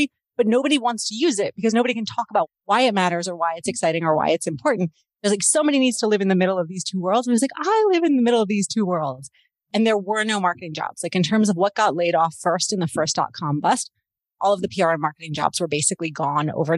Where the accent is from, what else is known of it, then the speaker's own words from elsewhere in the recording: Baltimore, Maryland, United States; moved away as an adult; also born or lived in Washington, D.C. / California; now in Toronto, Canada; I grew up in Baltimore in the US and I married a Canadian